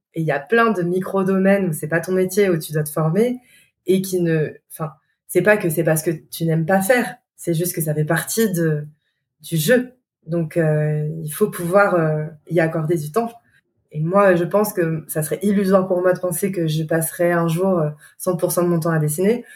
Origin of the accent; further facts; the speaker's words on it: Lyon, Auvergne-Rhône-Alpes, France; nous en tant que Lyonnais